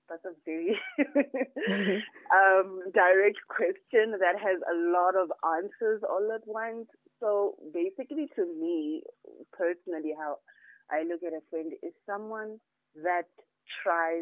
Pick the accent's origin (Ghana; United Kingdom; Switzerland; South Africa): South Africa; Tzaneen, Limpopo; moved away; I'm already from Tzaneen